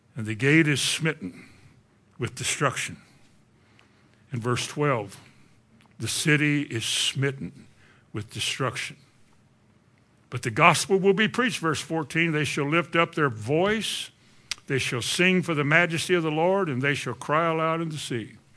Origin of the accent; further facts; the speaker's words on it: Kentucky, United States; I'm from Kentucky